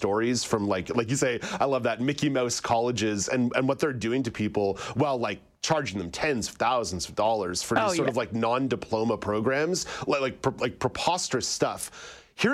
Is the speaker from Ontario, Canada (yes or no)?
no; Montreal, Quebec, Canada; growing up in Montreal